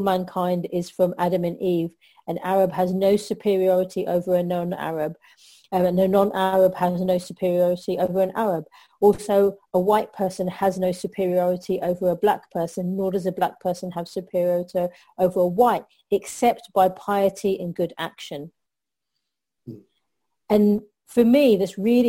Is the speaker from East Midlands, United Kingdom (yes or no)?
no; London, United Kingdom; I'm Pakistani heritage, even though born and bred in London